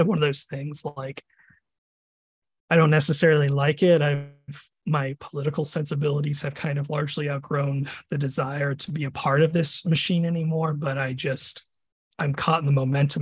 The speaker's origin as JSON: {"language": "English", "town": "Virginia Beach", "region": "Virginia", "country": "United States", "tie": "born or raised there", "also_born_or_lived": "Texas", "moved": "as an adult", "lives_now": "Florida, United States", "said": "I originally was born and raised in Virginia, Virginia Beach"}